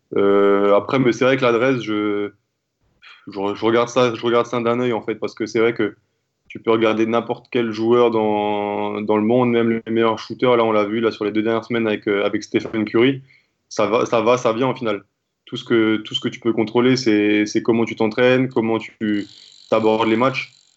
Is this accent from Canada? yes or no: no; France; je suis né en France, je suis français